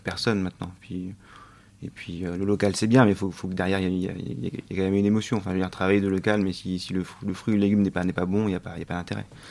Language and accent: French; France; also born or lived in Australia; moi, en tant que Français